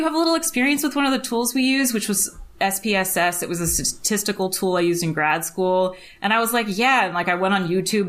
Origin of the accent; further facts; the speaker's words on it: Connecticut, United States; I'm from Connecticut